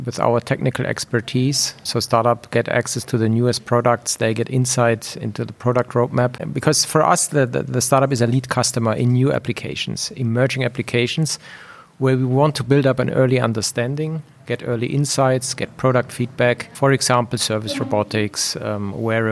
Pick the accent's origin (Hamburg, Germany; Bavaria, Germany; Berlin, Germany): Bavaria, Germany; Munich; moved away as an adult; also born or lived in Switzerland; I basically was born and raised in Germany. I spent large part of my career in Switzerland. But then over time, I migrated back to Munich, which is basically my hometown.